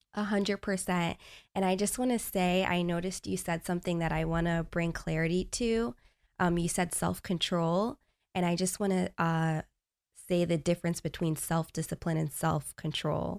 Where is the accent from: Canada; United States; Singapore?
United States; Long Island, New York; moved away; I grew up in New York, Long Island.